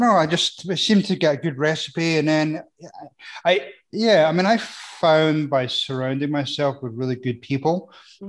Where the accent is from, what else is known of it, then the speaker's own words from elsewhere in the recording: Scotland, United Kingdom; I am. I was going to try and put people off and say I'm from Nebraska, but I think they would find out quick enough.